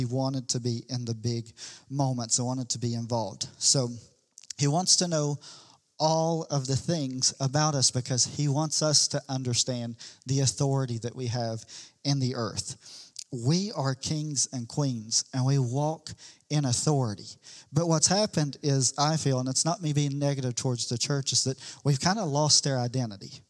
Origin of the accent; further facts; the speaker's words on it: the Bible Belt, United States; we're from the Bible Belt